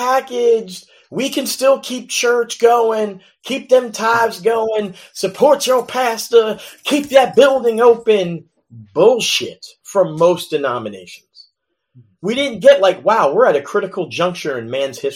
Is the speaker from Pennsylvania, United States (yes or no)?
yes; Philadelphia, Pennsylvania, United States; I grew up in West Philadelphia